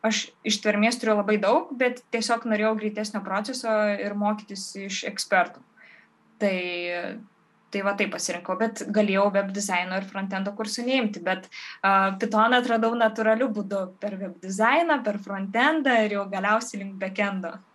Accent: Varėna, Alytus County, Lithuania; moved away; kai aš išsikraušiau iš, varė, iš savo gimtojo miestelio Varieno

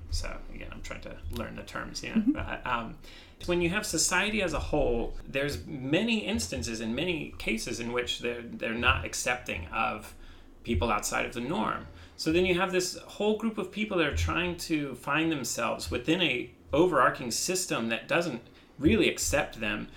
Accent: Midwest, United States; growing up in the Midwest

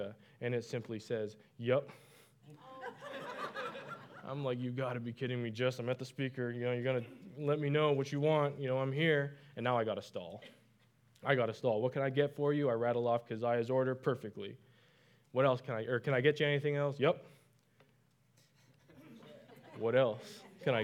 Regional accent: Canada; moved away; I'm from Canada

